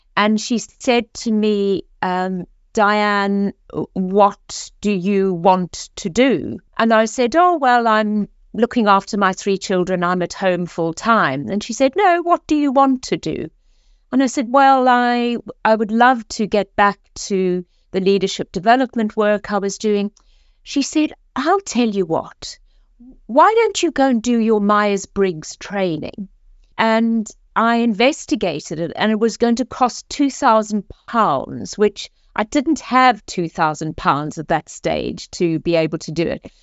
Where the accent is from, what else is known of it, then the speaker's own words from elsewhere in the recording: South Africa; moved away as an adult; now in Oxford, United Kingdom; as you can hear from my accent, I am originally South African, came to this country for one year, over thirty years ago, and this is now home.